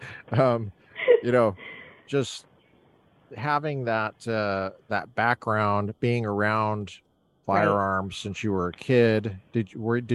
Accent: Colorado, United States; now in Southern California, United States; I grew up in Colorado

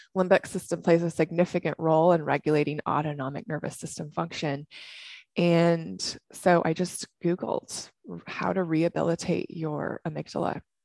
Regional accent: Washington, United States; moved away as an adult; also born or lived in Southern California; I'm originally from Washington State. I came down to Southern California to run track.

